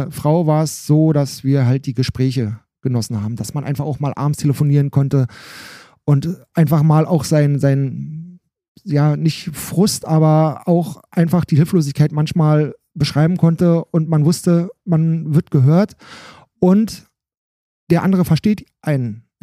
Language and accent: German; Alt-Ranft, Brandenburg, Germany; ich komme aus Alt-Ramft, das ist ein Teil, Ortsteil von Bad Freienwalde